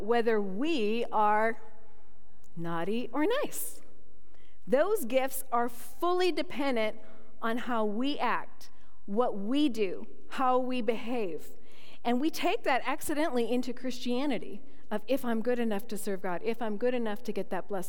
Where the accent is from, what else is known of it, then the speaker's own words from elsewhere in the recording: Toronto, Ontario, Canada; moved away; also born or lived in Manitoba; I was born in Toronto, Ontario, and close to Niagara Falls.